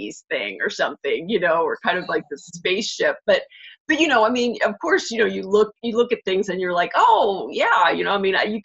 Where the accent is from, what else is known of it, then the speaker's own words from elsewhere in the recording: Pittsburgh, Pennsylvania, United States; moved away as an adult; also born or lived in San Diego; now in Los Angeles, United States; I grew up in Pittsburgh